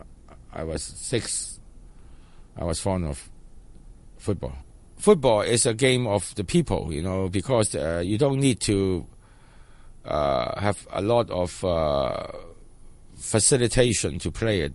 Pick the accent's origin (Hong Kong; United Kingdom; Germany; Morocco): Hong Kong; I was born in Sha Kai Wan.